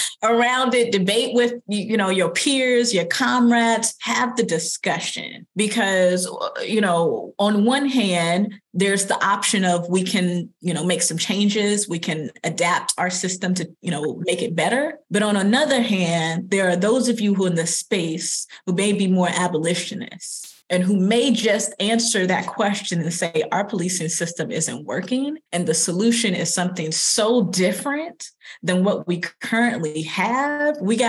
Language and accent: English; Longview, Texas, United States; I'm from Longview, Texas. I'm from the South.